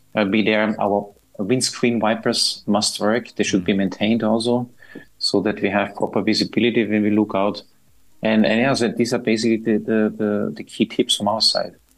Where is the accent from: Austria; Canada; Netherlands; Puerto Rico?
Austria; moved away as an adult; now in Dubai, United Arab Emirates; I'm from Austria